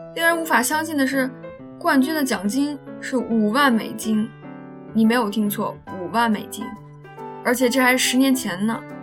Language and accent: Chinese; China; 我国的方言文化真的是博大精深啊！